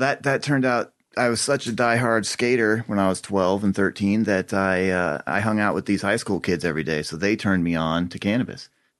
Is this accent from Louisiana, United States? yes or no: no; Boulder, Colorado, United States; also born or lived in Leadville, Colorado; I grew up in Boulder County.